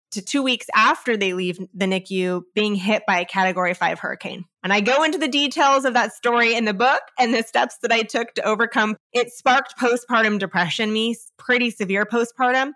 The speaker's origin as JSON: {"language": "English", "region": "California", "country": "United States", "said": "I come from California"}